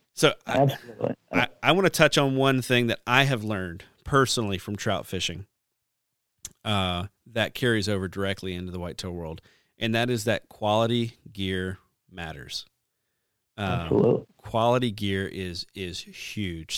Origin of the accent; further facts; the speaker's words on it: the South, United States; growing up in the South